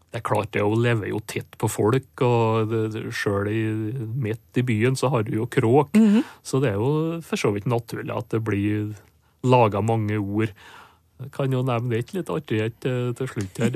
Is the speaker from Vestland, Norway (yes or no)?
no; Sunndal, Møre og Romsdal, Norway; accent: Sunndal dialect (inner Nordmøre); first language Norwegian (Sunndal dialect); morsmålet mitt, da. Hm. Sunndal på Nordmøre